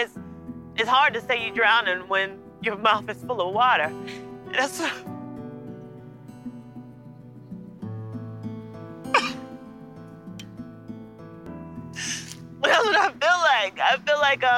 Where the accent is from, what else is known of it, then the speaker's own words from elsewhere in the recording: Washington, District of Columbia, United States; I grew up in Washington, D.C., around some of the greatest leaders of our time